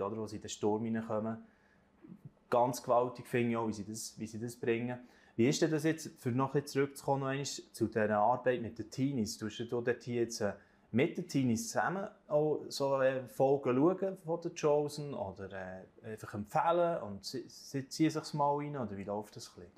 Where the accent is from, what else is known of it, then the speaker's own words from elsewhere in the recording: Switzerland; bei uns in der Schweiz